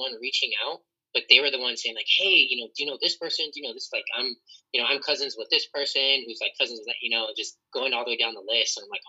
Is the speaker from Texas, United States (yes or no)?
no; Orange County, California, United States; I grew up in Orange County around white people, so... People automatically assume I was white.